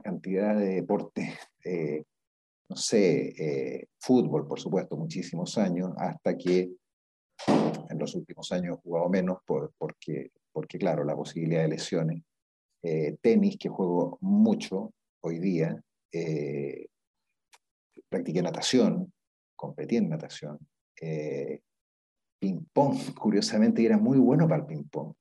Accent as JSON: {"language": "Spanish", "town": "Viña del Mar", "region": "Valparaíso", "country": "Chile", "tie": "born or raised there", "said": "yo nací en, en Viña del Mar, eh, y he vivido toda mi vida en Viña del Mar"}